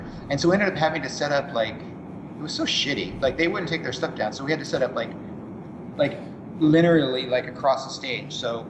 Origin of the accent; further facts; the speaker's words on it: Orange County, California, United States; moved away as an adult; also born or lived in San Diego; I came from Orange County and went down there for college